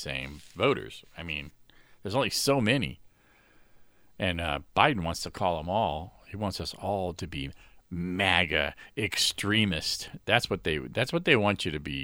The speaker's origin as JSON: {"language": "English", "region": "Florida", "country": "United States", "tie": "born or raised there", "said": "my home state, Florida"}